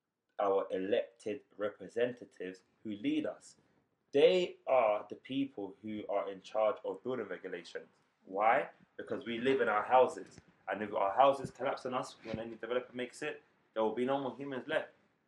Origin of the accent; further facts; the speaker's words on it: London, United Kingdom; interesting, because we're proper born and bred London. Like, it's a unique experience to be born and raised in London.